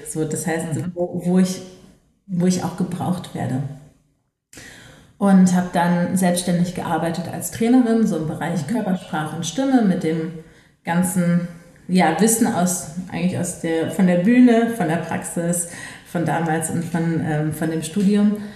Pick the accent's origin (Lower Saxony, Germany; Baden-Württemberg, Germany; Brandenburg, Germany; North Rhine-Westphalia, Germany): North Rhine-Westphalia, Germany; Düsseldorf; Aber ich komme aus Düsseldorf und die Volkwang ist halt in Essen.